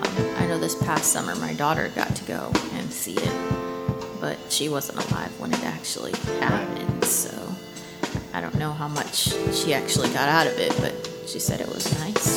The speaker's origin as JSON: {"language": "English", "region": "New York", "country": "United States", "tie": "born there", "said": "I was born in New York, so whenever we went there, my dad would be like, oh, you know you're home if the Twin Towers are here"}